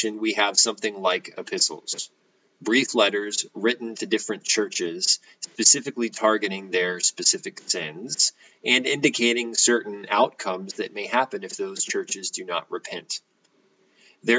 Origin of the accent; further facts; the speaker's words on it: United States; American Christians in the 21st century